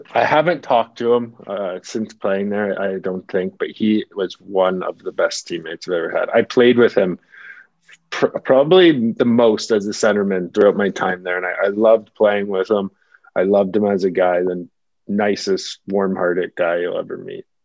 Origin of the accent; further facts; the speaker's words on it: Toronto, Ontario, Canada; also born or lived in California; that's obviously basically my hometown.